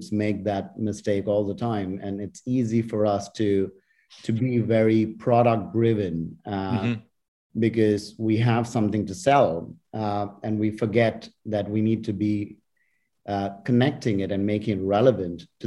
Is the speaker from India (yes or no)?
yes; India; moved away; I was growing up in India